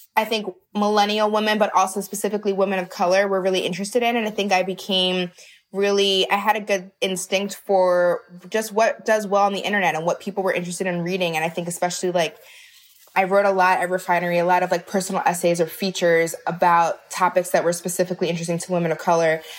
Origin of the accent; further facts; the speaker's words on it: outside of Baltimore, Maryland, United States; I grew up in outside of Baltimore